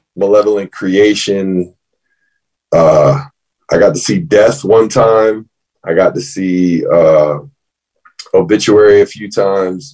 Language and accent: English; Fort Pierce, Florida, United States; We're talking South Florida. I'm from Fort Pierce, so it's like the Treasure Coast, as they call it.